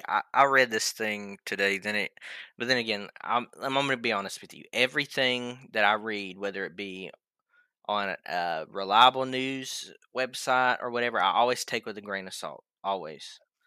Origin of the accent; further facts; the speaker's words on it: the South, United States; I'm from the South, born and bred.